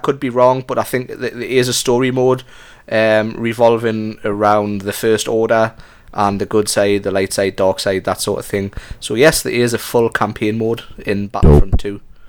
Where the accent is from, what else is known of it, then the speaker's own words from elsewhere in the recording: Geordie, North East England, United Kingdom; accent: Geordie; moved away; I think I'm a Jordy trapped in an American. I think I'm American trapped in a Jordy body.